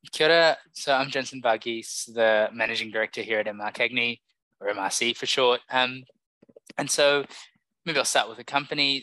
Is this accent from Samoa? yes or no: yes; Samoa; I grew up in Samoa